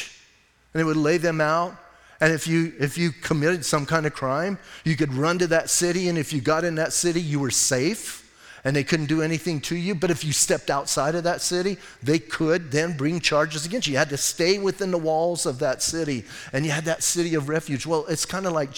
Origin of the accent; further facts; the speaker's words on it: Southwest, United States; I was born and raised in the Southwest